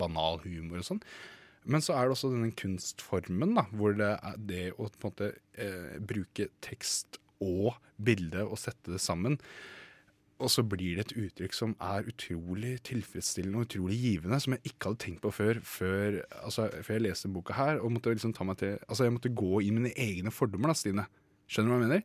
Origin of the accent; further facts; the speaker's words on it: Moss, Østfold, Norway; moved away; jeg er jo fra Moss selv, ja. som er en sånn liten by i Østfold.